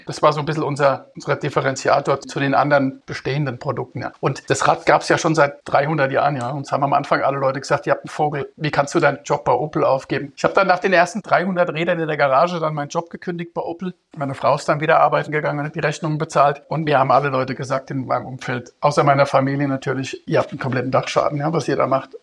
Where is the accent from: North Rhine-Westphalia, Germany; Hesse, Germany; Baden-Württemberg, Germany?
Hesse, Germany; Rüsselsheim; moved away as an adult; also born or lived in United States / Zurich; now in Vienna, Austria; Ich bin aus Rüsselsheim, aus Deutschland. Da bin ich geboren, hab dort, bin dort aufgewachsen